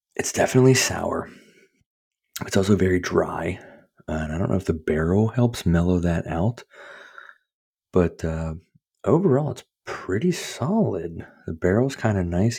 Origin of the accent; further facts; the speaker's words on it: Pittsburgh, Pennsylvania, United States; I'm from Pittsburgh